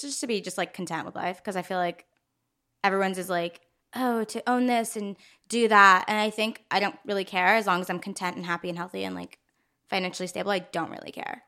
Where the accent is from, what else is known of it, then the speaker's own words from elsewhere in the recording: Los Angeles, California, United States; also born or lived in Maryland; I moved to L A when I was four, so, like, L